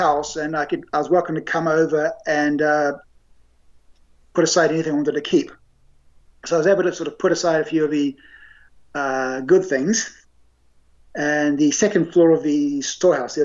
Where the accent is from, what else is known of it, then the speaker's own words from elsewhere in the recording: Auckland, New Zealand; now in Japan; the house I grew up in Auckland